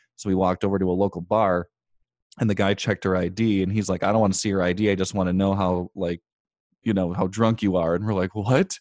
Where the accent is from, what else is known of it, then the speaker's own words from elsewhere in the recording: United States; we were from the United States